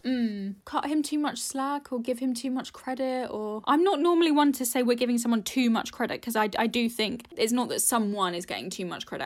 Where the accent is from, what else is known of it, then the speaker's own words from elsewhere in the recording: United Kingdom; being British anyway, being brought up in the U K